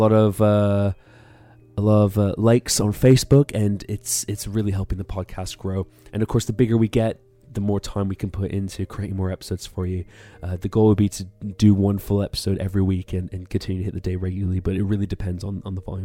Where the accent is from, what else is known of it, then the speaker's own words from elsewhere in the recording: Canada; now in United Kingdom; I'm from Canada and live in the UK